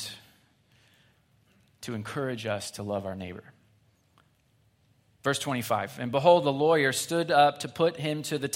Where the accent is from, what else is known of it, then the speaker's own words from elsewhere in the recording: Springfield, Missouri, United States; I grew up in Springfield, Missouri.